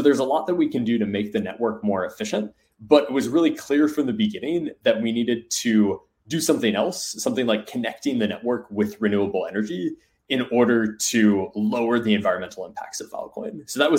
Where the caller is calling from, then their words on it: Seattle, Washington, United States; In outside of Seattle.